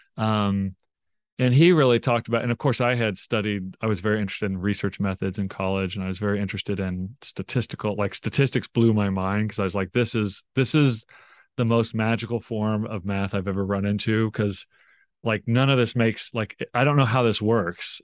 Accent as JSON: {"language": "English", "town": "Tulsa", "region": "Oklahoma", "country": "United States", "tie": "born or raised there", "said": "I grew up in Tulsa, Oklahoma"}